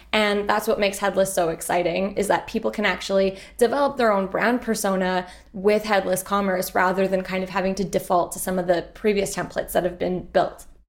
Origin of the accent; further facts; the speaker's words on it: Montreal, Quebec, Canada; also born or lived in United Kingdom; I'm originally from Montreal